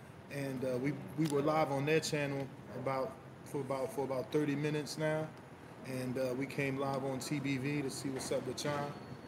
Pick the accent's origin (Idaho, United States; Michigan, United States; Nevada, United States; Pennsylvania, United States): Nevada, United States; Las Vegas; also born or lived in Florida; I mean, I'm from Las Vegas and Florida, two very recreational states.